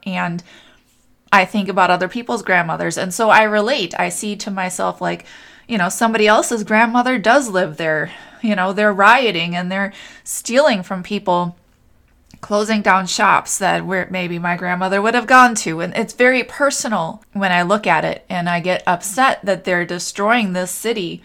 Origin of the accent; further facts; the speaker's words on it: Minnesota, United States; moved away; also born or lived in New Hope, Minnesota; my family's in Minnesota and I grew up in Minnesota. And I lived in New Hope for a while